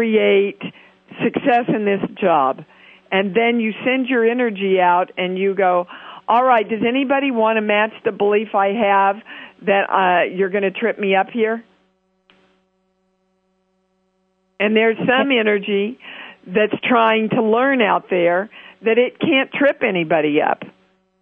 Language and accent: English; Kansas City, United States; my hometown